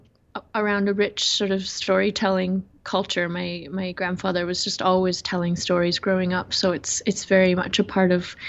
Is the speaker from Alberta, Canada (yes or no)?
yes; Alberta, Canada; I'm Blackfoot from the Kainai First Nation, or Kainai. It's part of the Blackfoot Confederacy. There's four Blackfoot nations within the Blackfoot Confederacy, and mine is located just north of the Montana border in what's known as Southern Alberta, Canada.